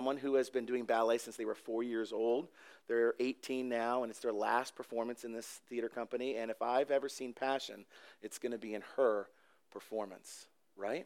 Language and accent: English; Canada; now in Mount Laurel, United States; I am Canadian, or was.